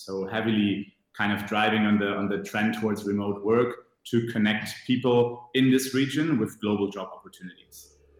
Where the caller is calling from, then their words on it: Tunis, Tunis Governorate, Tunisia; I am dialing in from Tunis at the moment. So sitting in Tunisia in our offices, but heading back to Berlin on Friday.